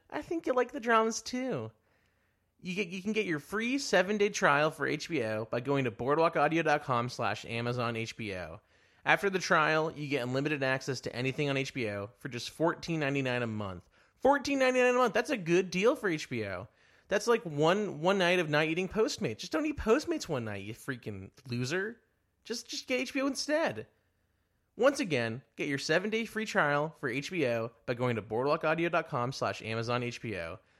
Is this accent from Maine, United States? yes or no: no; Dallas, Texas, United States; Yeah, Dallas.